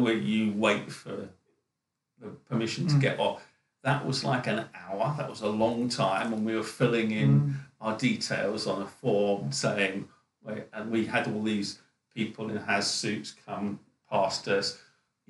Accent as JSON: {"language": "English", "town": "Felixstowe", "region": "East of England", "country": "United Kingdom", "tie": "born or raised there", "also_born_or_lived": "Norfolk / China", "moved": "yes", "said": "So I was brought up in Felixstowe"}